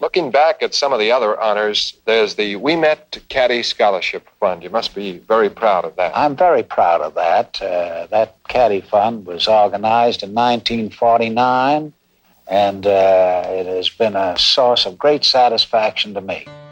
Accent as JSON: {"language": "English", "town": "Boston", "region": "Massachusetts", "country": "United States", "tie": "born or raised there", "said": "I grew up in Boston, born and raised. I've never left."}